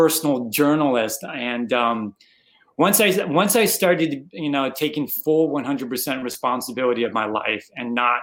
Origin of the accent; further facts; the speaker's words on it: Arizona, United States; moved away as an adult; also born or lived in Chicago, United States; now in Houston, United States; I'm originally from Arizona, was born and raised there, lived there for about 30 years